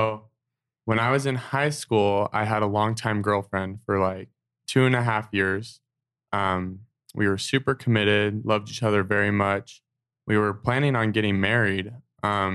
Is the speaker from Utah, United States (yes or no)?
yes; Draper, Utah, United States; growing up in Draper, Utah, having like only LDS friends